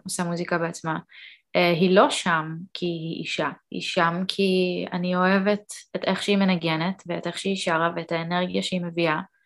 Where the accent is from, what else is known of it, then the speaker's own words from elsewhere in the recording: Israel; also born or lived in Canada; עליתי לארץ עם אימא שלי ועם אח שלי בגיל ארבע